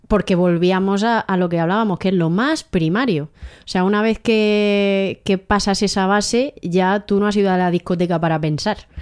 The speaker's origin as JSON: {"language": "Spanish", "town": "Águilas", "region": "Region of Murcia", "country": "Spain", "tie": "born or raised there", "also_born_or_lived": "Abarán, Murcia", "said": "Yo nací en Abarán, Murcia, pero he vivido toda mi vida en Águilas, Murcia."}